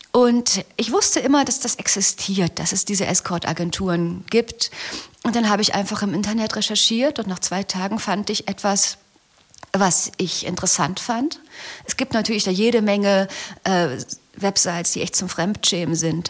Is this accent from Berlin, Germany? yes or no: yes; Berlin, Germany; ich komme aus Berlin